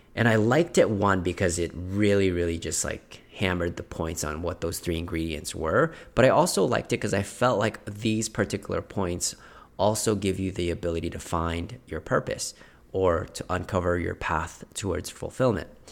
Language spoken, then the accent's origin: English; Philippines; moved away; I was born in Philippines.